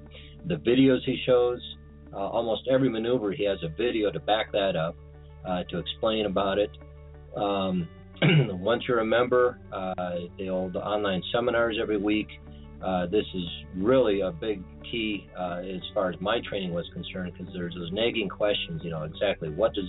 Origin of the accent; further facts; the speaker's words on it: Des Moines, Iowa, United States; I'm from Des Moines, Iowa.